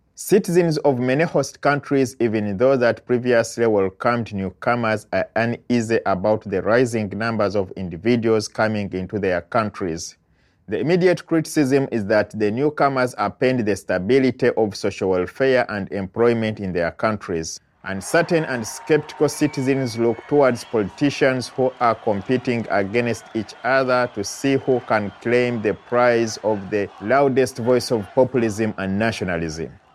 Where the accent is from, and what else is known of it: Uganda; moved away as an adult; now in United States